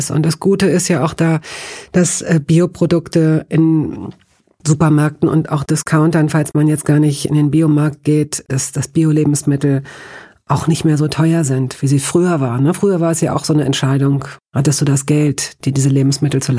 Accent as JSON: {"language": "German", "town": "Mannheim", "region": "Baden-Württemberg", "country": "Germany", "tie": "born or raised there", "said": "Aus Mannheim."}